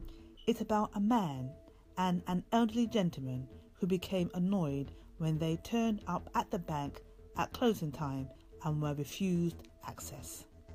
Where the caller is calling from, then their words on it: London, United Kingdom; from London, UK